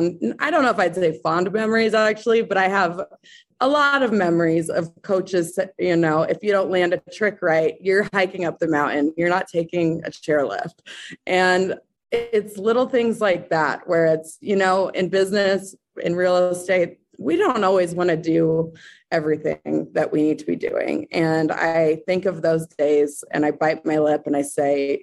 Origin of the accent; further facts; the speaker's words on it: Breckenridge, Colorado, United States; now in Denver, United States; I am from Breckenridge, Colorado. I currently live in Denver, Colorado